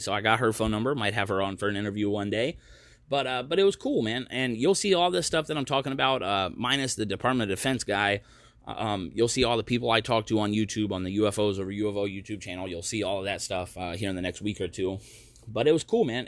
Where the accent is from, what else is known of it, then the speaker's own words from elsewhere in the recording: United States; moved away as an adult; also born or lived in Maryland / North Carolina; now in Oregon, United States; I'm from the East Coast. I'm, you know, Maryland, North Carolina is where I spent most of my life